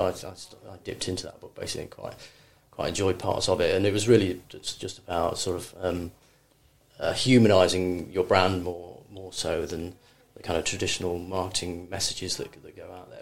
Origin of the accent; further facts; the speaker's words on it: Cheshire, North West England, United Kingdom; moved away; also born or lived in London; I grew up in Cheshire. It was very very sort of rural